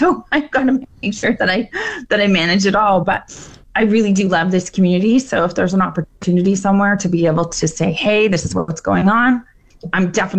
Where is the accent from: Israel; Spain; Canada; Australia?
Canada; Fort McMurray, Alberta; Yeah, I definitely say I'm from Fort McMurray.